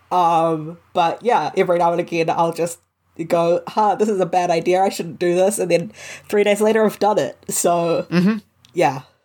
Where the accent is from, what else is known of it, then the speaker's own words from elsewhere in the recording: New Zealand; I am Pakeha New Zealander. Um, I'm I'm a white New Zealander whose family came here uh, during during the 1800s